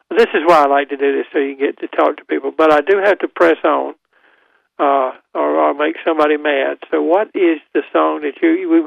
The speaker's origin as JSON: {"language": "English", "town": "Goldsboro", "region": "North Carolina", "country": "United States", "said": "I'm from Goldsboro, so I used to go through Clayton when it was nothing but a, a shell station."}